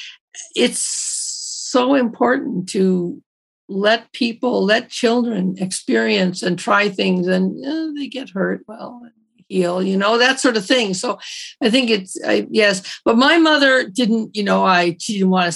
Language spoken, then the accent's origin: English; Toronto, Ontario, Canada; I grew up in Toronto, but I grew up in a very Newfoundland family.